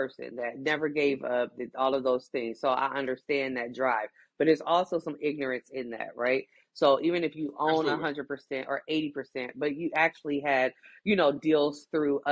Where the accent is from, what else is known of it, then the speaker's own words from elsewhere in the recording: Midwest, United States; here in the Midwest